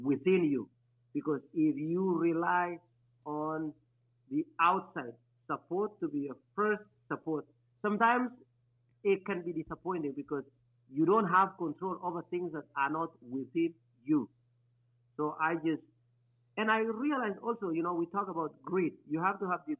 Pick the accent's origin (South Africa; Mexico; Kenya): Kenya; moved away as an adult; also born or lived in Anchorage, Alaska, United States; now in United States; I am originally from Kenya. I came to the United States in 2008, went to University of Alaska Anchorage